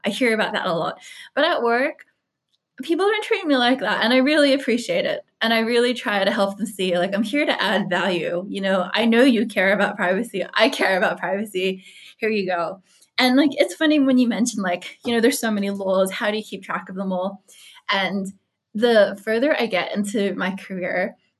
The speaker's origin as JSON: {"language": "English", "country": "Australia", "also_born_or_lived": "United States", "said": "I'm Australian."}